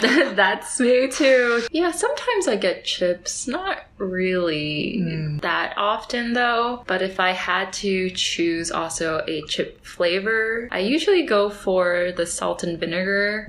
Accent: California, United States; I am from California

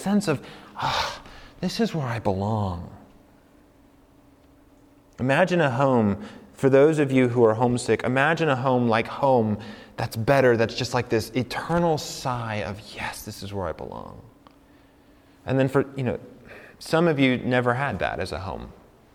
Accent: Colorado, United States; moved away as an adult; also born or lived in New York / St. Louis; now in New Mexico, United States; I grew up in Colorado

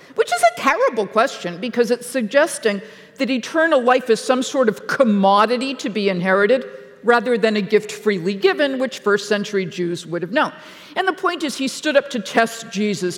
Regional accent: Massachusetts, United States; moved away; I'm from Massachusetts

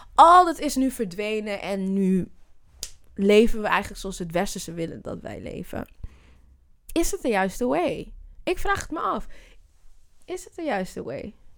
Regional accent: Amsterdam, North Holland, Netherlands; also born or lived in Zwanenburg, Netherlands; ik ben een Amsterdammer, dus ja, Half-half trouwens. Ik ben in Zwanenburg ook opgegroeid. Net buiten de rand, buiten Amsterdam

